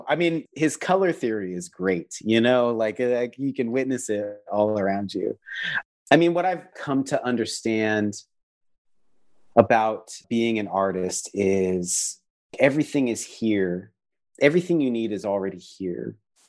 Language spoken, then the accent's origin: English; Mukilteo, Washington, United States; I grew up in outside of Seattle, Washington, along the Puget Sound in a little town called Mukilteo. And I'd hear ferry boats and see orca whales.